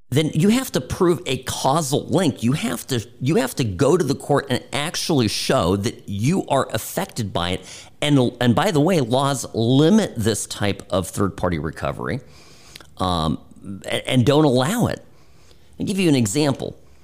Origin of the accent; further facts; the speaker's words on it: United States; me being selfish as an American